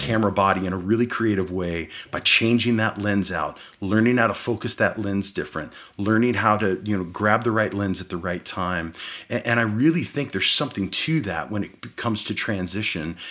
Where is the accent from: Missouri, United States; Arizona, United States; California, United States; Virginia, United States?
Arizona, United States; Phoenix; also born or lived in Midwest, United States; as we moved from the Midwest out here to Phoenix